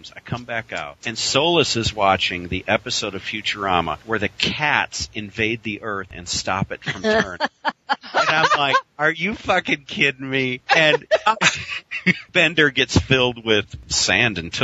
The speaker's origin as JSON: {"language": "English", "country": "United States", "said": "As an American"}